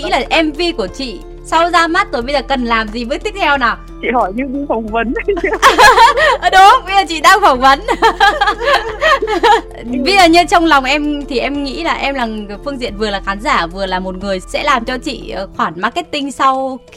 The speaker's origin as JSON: {"language": "Vietnamese", "region": "Quang Ninh", "country": "Vietnam", "tie": "born or raised there", "said": "em ở quảng ninh ạ"}